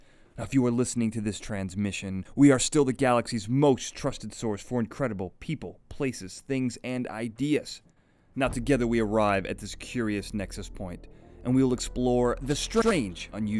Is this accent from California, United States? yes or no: no; Illinois, United States; And I remember growing up in the Chicagoland area that Indiana Beach was a big place to go.